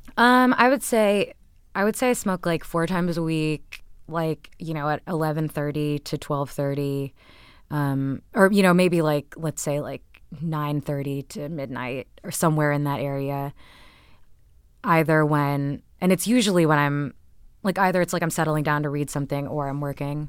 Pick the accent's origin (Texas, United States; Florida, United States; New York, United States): Texas, United States; born or raised there; also born or lived in Canada